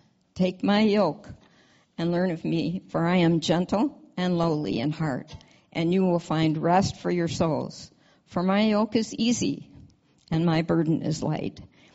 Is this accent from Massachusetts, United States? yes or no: no; Highland Park, Illinois, United States; moved away as an adult; now in Mercer Island, United States; I was born in Highland Park, Illinois, and I'm 83 years old, young. I feel young, but I'm old. Our family regularly attended Highland Park Presbyterian Church